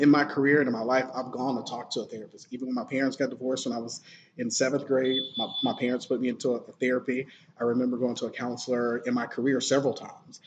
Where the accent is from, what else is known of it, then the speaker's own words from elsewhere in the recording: Sylacauga, Alabama, United States; moved away as an adult; also born or lived in Greenville, South Carolina; I am from a small, teeny tiny city called Sylacauga, Alabama. It's uh, about 30 minutes south of Birmingham okay. in Alabama. So I grew up in the small town